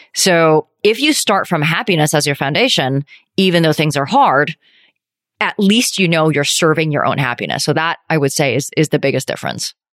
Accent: Calgary, Alberta, Canada; moved away as an adult; also born or lived in Vancouver / New York; I grew up in Calgary, went to University of Vancouver

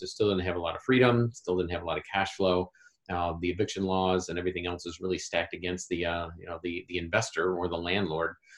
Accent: Indianapolis, Indiana, United States; here in my hometown of Indianapolis, Indiana

